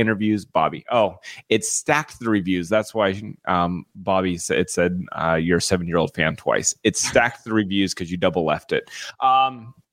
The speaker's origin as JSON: {"language": "English", "region": "Colorado", "country": "United States", "said": "I'm from Colorado"}